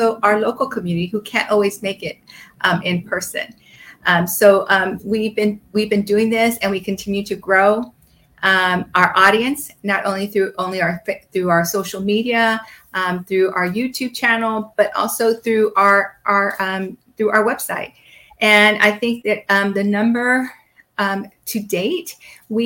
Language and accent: English; Puerto Rico; I'm from Puerto Rico